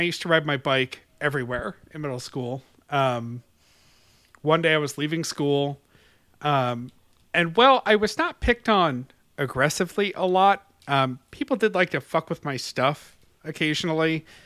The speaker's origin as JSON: {"language": "English", "town": "Webster", "region": "New York", "country": "United States", "tie": "born or raised there"}